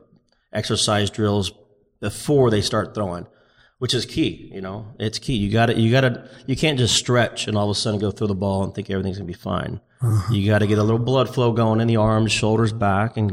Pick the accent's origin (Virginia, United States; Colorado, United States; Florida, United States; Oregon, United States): Florida, United States; Tampa; Tampa, my hometown